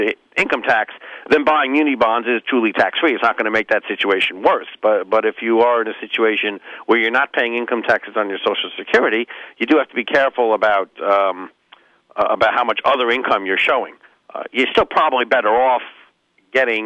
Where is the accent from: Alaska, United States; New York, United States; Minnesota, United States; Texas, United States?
New York, United States; I'm from New York